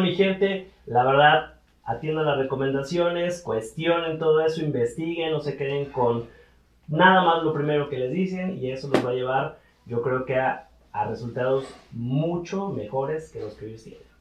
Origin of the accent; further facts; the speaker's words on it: Mexico; yo soy un mexicano